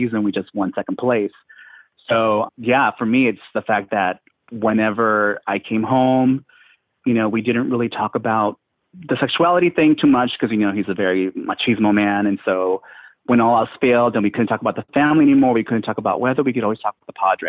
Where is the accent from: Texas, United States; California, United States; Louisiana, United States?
California, United States; Chula Vista; now in New York City, United States; I grew up in San Diego, Chula Vista, a border town